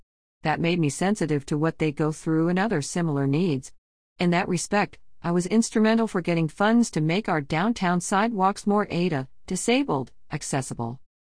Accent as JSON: {"language": "English", "town": "Lodi", "region": "California", "country": "United States", "tie": "born or raised there", "said": "I was born and raised in the Lodi community and come from humble and modest beginnings."}